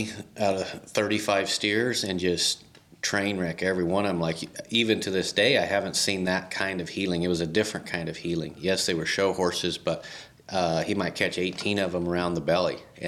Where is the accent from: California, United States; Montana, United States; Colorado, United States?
Colorado, United States; La Junta; I found out like Lahana was one of the two poorest towns in all, or counties in all of Colorado